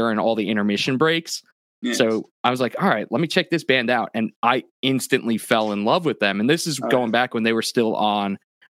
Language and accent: English; New York, United States; I had a few contacts, because I grew up on Long Island